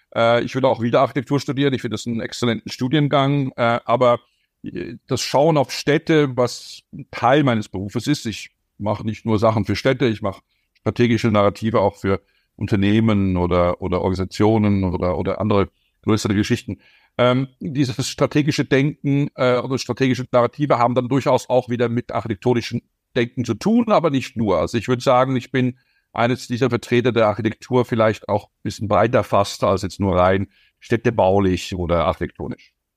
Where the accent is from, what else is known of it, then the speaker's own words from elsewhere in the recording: Zurich, Switzerland; Ich bin Binnenländer, ich bin Zürcher.